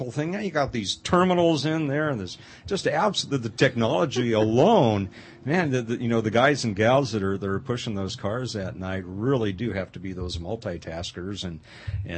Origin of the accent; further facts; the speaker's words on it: Pasadena, California, United States; moved away; I grew up in the Pasadena area outside L.A.